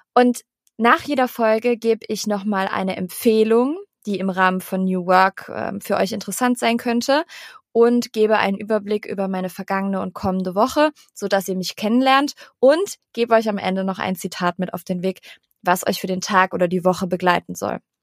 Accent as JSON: {"language": "German", "town": "Cologne", "region": "North Rhine-Westphalia", "country": "Germany", "moved": "as an adult", "lives_now": "Hamburg, Germany", "said": "Und wir kommen beide aus Köln"}